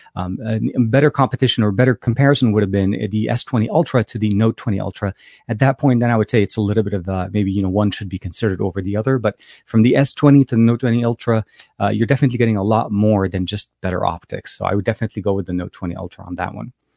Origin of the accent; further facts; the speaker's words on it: Beirut, Beirut Governorate, Lebanon; moved away; I'm actually from Lebanon, uh, Beirut, Lebanon, uh, Lebanese born